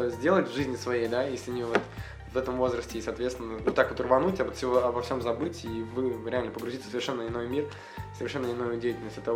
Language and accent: Russian; Russia; Мы ехали, думая, что мы там уникальные из России